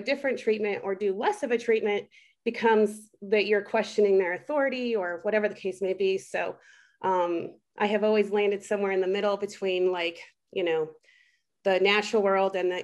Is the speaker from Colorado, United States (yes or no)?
yes; Delta, Colorado, United States; also born or lived in Italy; born and raised in Western Colorado, born in the little town of Delta.